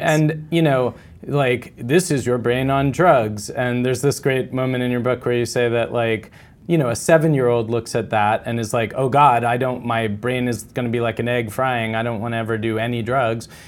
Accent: East Coast, United States; I'm from the East Coast

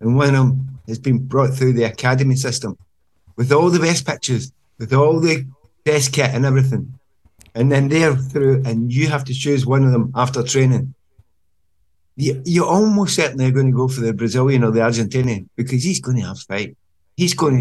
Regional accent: Glasgow, Scotland, United Kingdom; moved away as an adult; I'm Glaswegian

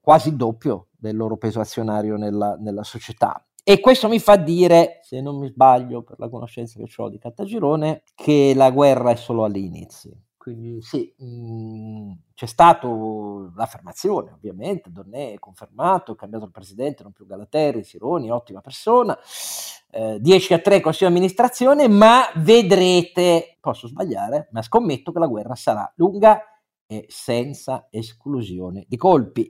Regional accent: Piedmont, Italy; io sono piemontese

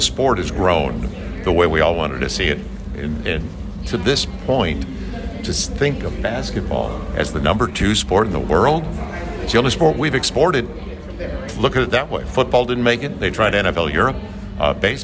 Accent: St. Louis, Missouri, United States; now in New Orleans, United States; I grew up in St. Louis

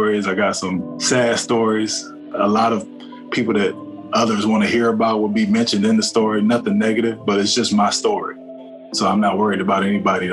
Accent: Cleveland, Ohio, United States; moved away as an adult; I'm born and raised in Cleveland, Ohio

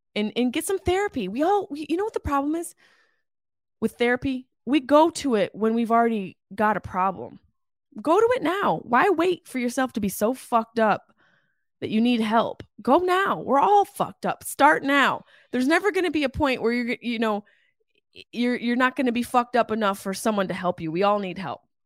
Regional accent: Syracuse, New York, United States; my hometown in Syracuse, New York, Jamesville, New York

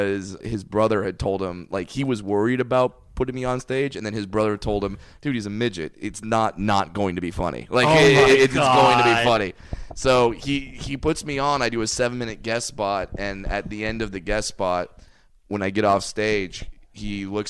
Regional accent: Orange, California, United States; I grew up in Orange, California

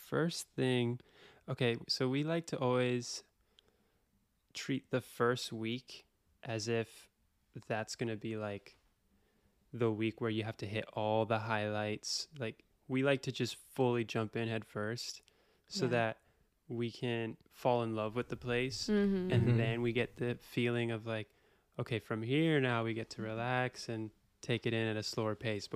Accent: Miami, Florida, United States; moved away as an adult; also born or lived in New York City; I grew up in Miami

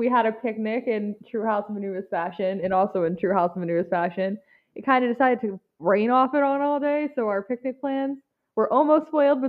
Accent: United States; I'm also from America.

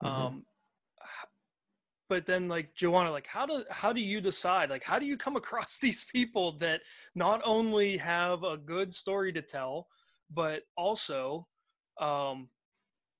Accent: Pittsburgh, Pennsylvania, United States; I was born in Pittsburgh, Pennsylvania. I've lived around here in southwestern Pennsylvania my entire life

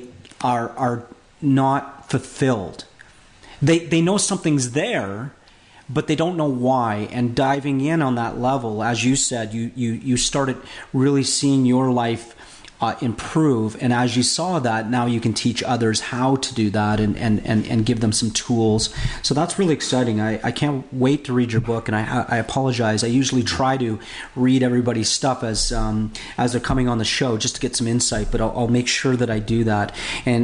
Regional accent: Canada; now in Florida, United States; in Canada, I'm Canadian

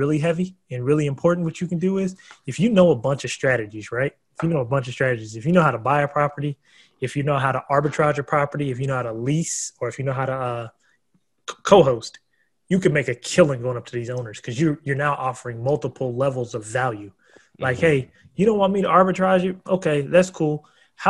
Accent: United States; now in Texas, United States; I'm from Oregon and Washington

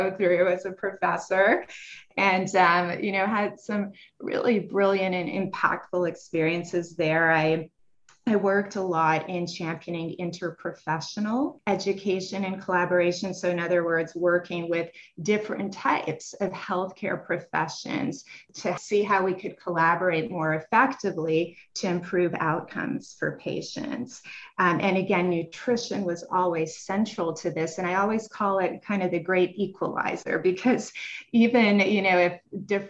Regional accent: Montreal, Quebec, Canada; moved away as an adult; also born or lived in Paris, France / Salamanca, Spain; now in United States; I'm originally from Montreal, Canada, and I did my undergrad work there at McGill University

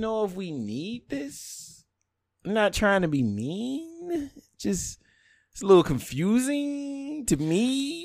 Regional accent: the South, United States; I'm a bigot from the South

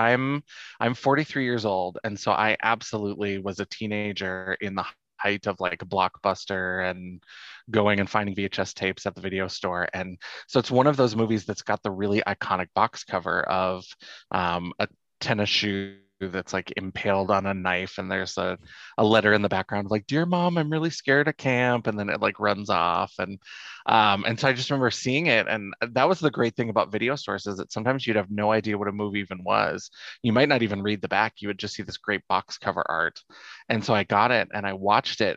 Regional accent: Grand Forks, North Dakota, United States; I'm from Grand Forks, North Dakota

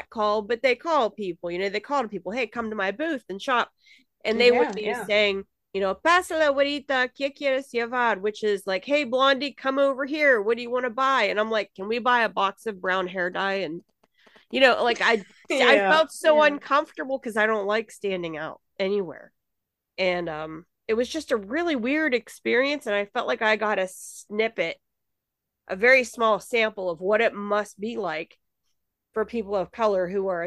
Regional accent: United States; I grew up here in the States

